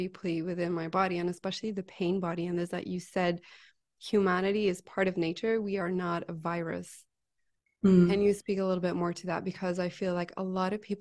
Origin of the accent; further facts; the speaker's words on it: Belgium; I'm from Belgium